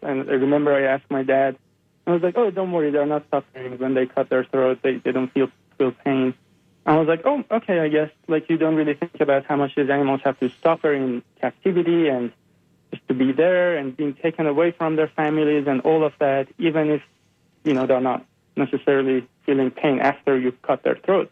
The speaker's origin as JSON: {"language": "English", "country": "Iran", "tie": "born or raised there", "moved": "as an adult", "said": "I uh, grew up in uh, Iran. I'm born and raised in Iran, and um, I was there until I was 22 years old"}